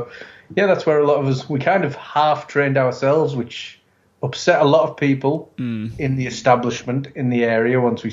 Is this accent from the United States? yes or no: no; England, United Kingdom; I'm English